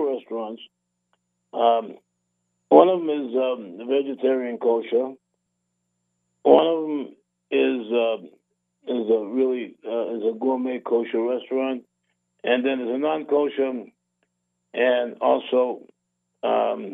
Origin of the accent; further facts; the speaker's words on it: Revere, Massachusetts, United States; now in Las Vegas, United States; I'm in my hometown broadcasting live from Revere, Massachusetts